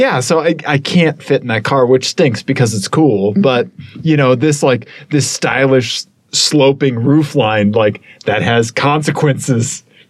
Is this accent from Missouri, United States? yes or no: yes; Missouri, United States; You know, I grew up driving pickup trucks. I'm from Missouri. This is in my blood.